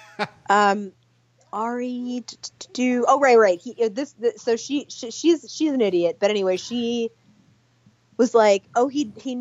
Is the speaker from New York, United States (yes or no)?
yes; New York City, New York, United States; now in Portland, United States; I'm from Brooklyn